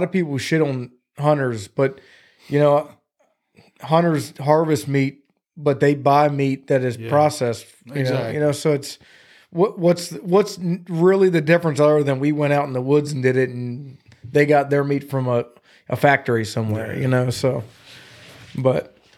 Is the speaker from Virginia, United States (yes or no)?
yes; Chincoteague, Virginia, United States; I grew up on Chesapeake and Chincoteague. We were in Chincoteague a lot.